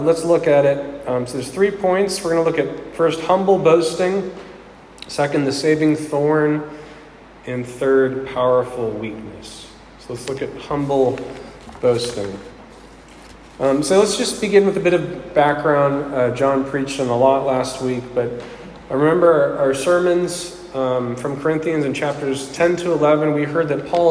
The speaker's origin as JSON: {"language": "English", "town": "Pittsburgh", "region": "Pennsylvania", "country": "United States", "tie": "born or raised there", "said": "I was raised in Pittsburgh, and it's in my blood"}